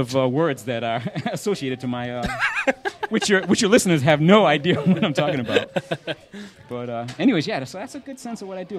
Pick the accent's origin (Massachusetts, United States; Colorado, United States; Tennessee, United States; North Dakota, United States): Massachusetts, United States; New Bedford; Massachusetts. Yeah, that's my hometown. Gotta love New Bedford.